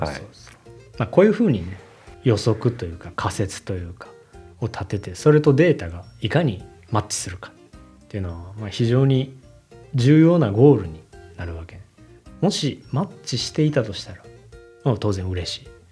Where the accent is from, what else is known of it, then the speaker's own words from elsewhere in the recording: Japan; first language Japanese; 僕は日本人やから、その、母語で、つまり日本語